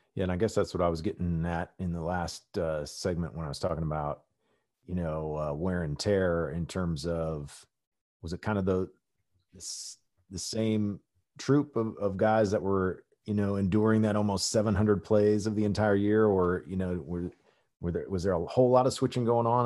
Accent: Midwest, United States; growing up in the Midwest

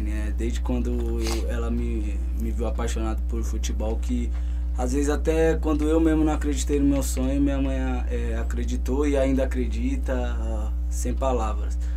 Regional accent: São Paulo, Brazil; born there; quem aqui da nossa região, do Grajaú, onde eu nasci ali

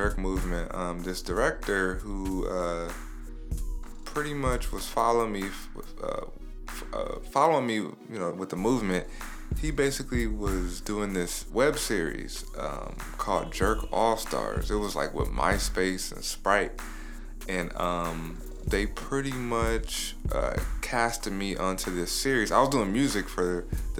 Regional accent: Los Angeles, California, United States; I'm originally from Leimert Park. That's where I really grew up at.

